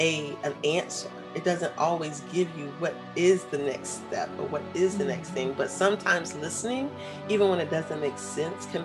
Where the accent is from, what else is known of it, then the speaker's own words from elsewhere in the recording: Florida, United States; moved away as an adult; also born or lived in Atlanta, Georgia; I'm originally from Florida.